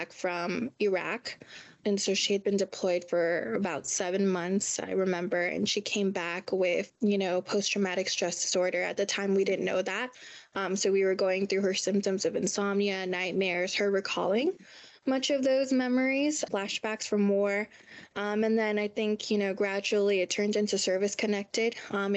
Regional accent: National City, California, United States; I'm from San Diego, California, specifically National City

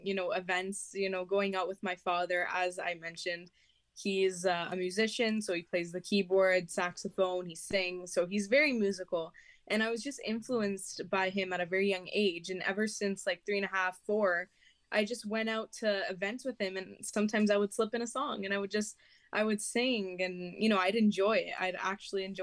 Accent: Toronto, Ontario, Canada; I'm from Canada

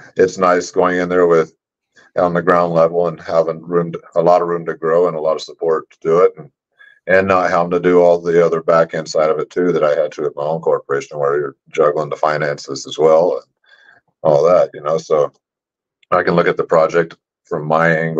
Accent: Oklahoma, United States; also born or lived in Las Vegas, Nevada / California; now in Carson City, United States; I'm originally from Oklahoma.

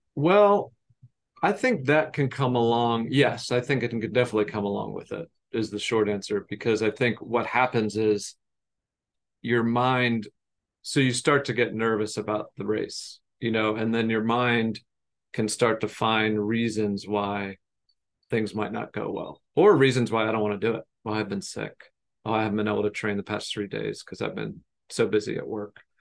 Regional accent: United States; I grew up outside of Baltimore, Washington, D C area

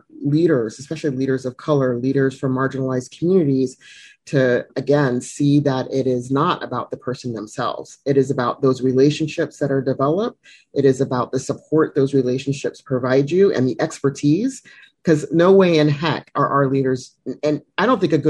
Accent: Germany; born there; when I was born in Germany and moved around because my father was in the military.

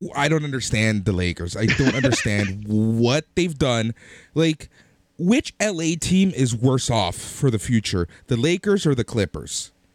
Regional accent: Toronto, Ontario, Canada; we are from Toronto

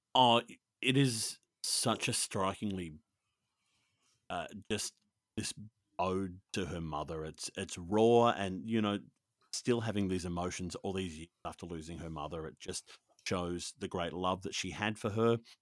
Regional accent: Australia; also born or lived in Sydney; I'm Australian and I live in Sydney

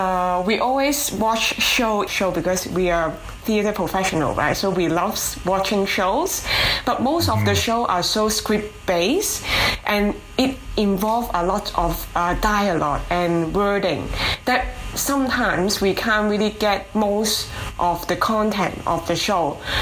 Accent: Hong Kong; moved away as an adult; now in Halifax, Canada; I am originally from Hong Kong. And my husband, Roland, and I immigrated to Canada 5 years ago. And then we started our own theater company in Halifax

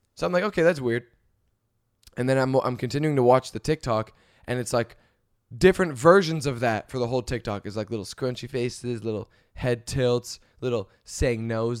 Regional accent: Canada; moved away; I'm Canadian.

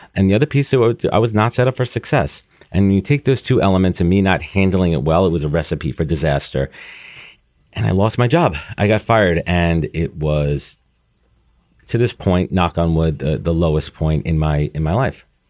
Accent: New York City, New York, United States; Growing up in New York, living in New York, post-college living in New York for almost ten years

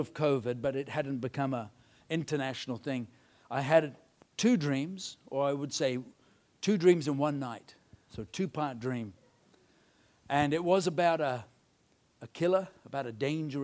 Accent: India; I was brought up in India

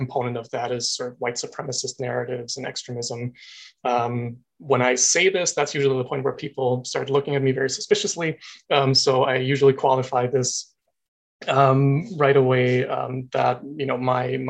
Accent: Austria; moved away as an adult; now in Canada; An international student. I am from Austria

